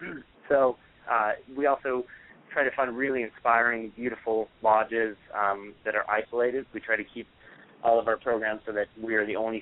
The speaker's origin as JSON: {"language": "English", "region": "Montana", "country": "United States", "tie": "born or raised there", "said": "To me, I grew up in Montana. I think our whole state's like twice as big as the Northeast"}